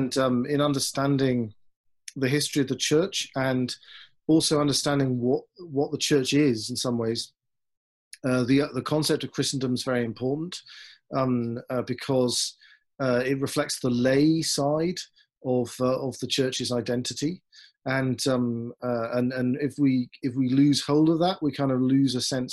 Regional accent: Newcastle upon Tyne, North East England, United Kingdom; moved away as an adult; also born or lived in Oxford / Austria / Aberdeen; now in Denver, United States; I'm from England, from the northeast of England, Newcastle upon Tyne

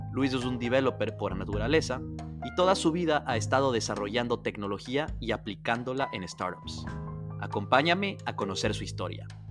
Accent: Ecuador; los que somos de Ecuador

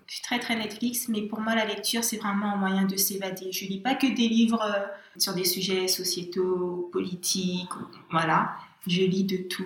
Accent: Guadeloupe; moved away; je suis, j'ai grandi en Guadeloupe

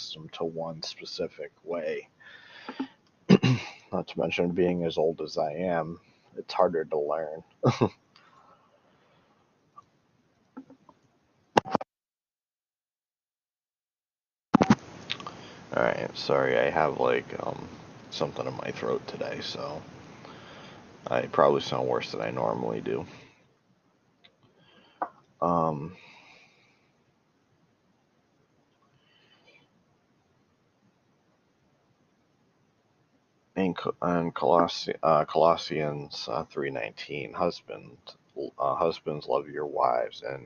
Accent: United States; I'm from America

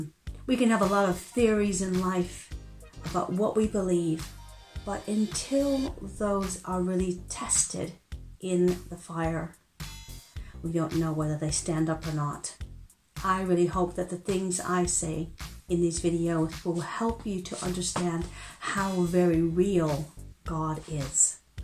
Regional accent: United States; accent: transatlantic; now in United Kingdom; although I've been living in the UK longer than I ever lived in the US. So my accent is a bit muddled. I like to say that my accent has left the coast of the US, but hasn't quite arrived in the UK yet.

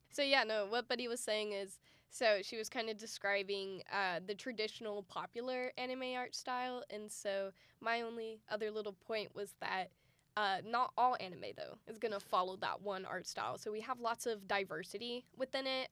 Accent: Dallas, Texas, United States; also born or lived in Austin, Texas; I was born and raised in um, the Dallas area, or I was born in Austin actually, but of Texas, of the United States

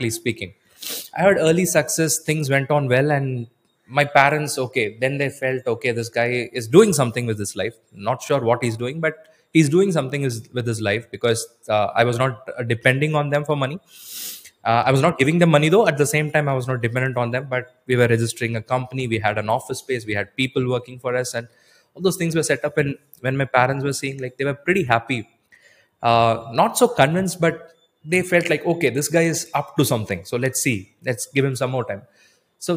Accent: Coimbatore, Tamil Nadu, India; Even though I'm from Coimbatore

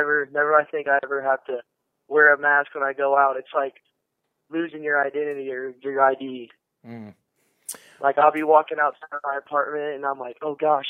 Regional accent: Texas, United States; now in Hawaii, United States; we're from Texas

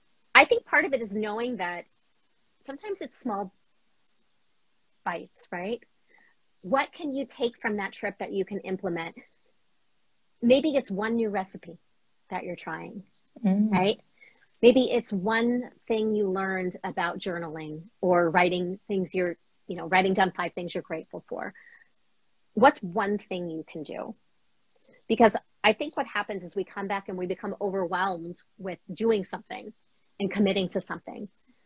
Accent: Boston, Massachusetts, United States; So as a Bostonian, I love underground at Ink Block.

